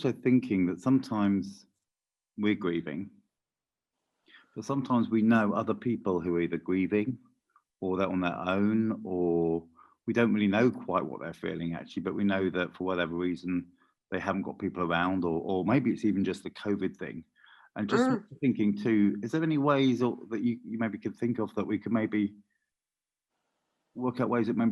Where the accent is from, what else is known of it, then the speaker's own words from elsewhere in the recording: United Kingdom; We're very British